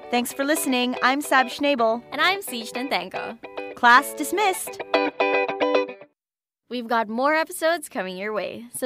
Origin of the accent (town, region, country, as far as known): Philippines